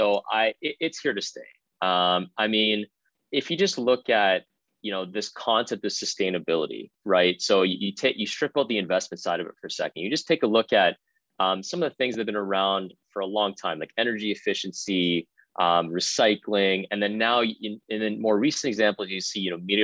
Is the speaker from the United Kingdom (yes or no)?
no; Richmond Hill, Ontario, Canada; I'm from Richmond Hill, just north of the city of Toronto